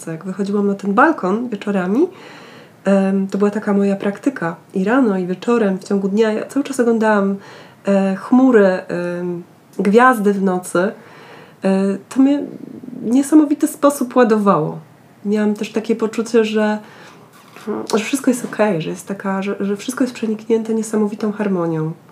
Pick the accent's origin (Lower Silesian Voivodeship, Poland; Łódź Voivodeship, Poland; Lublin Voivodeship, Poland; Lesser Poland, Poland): Lower Silesian Voivodeship, Poland; dorastałam i wychowywałam się w Karkonoszach, y, z, y, z, mm, a mój pokój miał mały balkonik y, z widokiem na góry